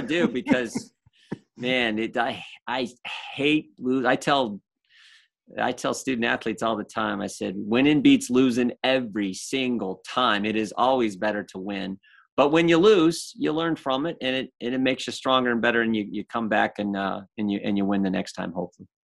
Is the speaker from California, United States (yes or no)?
no; Ohio, United States; I grew up in the seventies, even though I'm from Ohio, Browns, Bengals territory